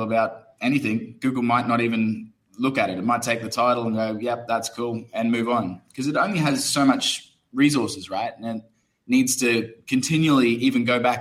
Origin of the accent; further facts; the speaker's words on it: Brisbane, Queensland, Australia; moved away as an adult; also born or lived in United Kingdom; now in Phnom Penh, Cambodia; I'm originally from Brisbane, Australia, but I'm a software engineer and moved to the UK after I finished university